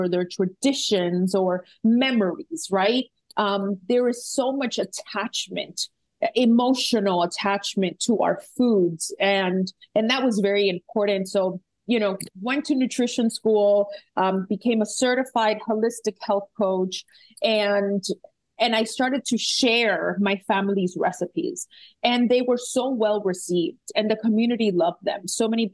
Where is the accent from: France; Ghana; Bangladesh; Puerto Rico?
Puerto Rico; I am from Puerto Rico